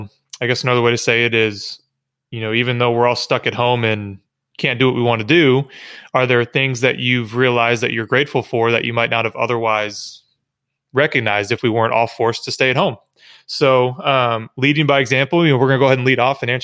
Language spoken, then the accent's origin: English; Michigan, United States; moved away as an adult; I grew up in Michigan playing baseball